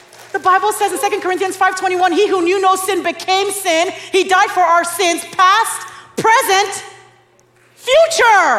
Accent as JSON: {"language": "English", "country": "Nigeria", "lives_now": "Dallas, United States", "said": "I'm Nigerian"}